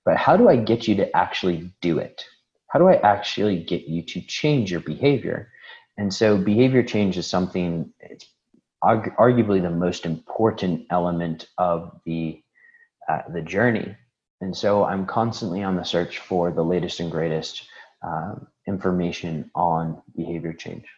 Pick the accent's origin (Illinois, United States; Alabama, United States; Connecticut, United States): Illinois, United States; Chicago; moved away; I was born in Chicago